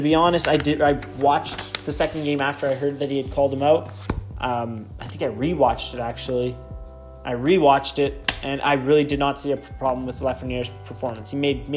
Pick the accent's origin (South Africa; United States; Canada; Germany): Canada; we're Canadian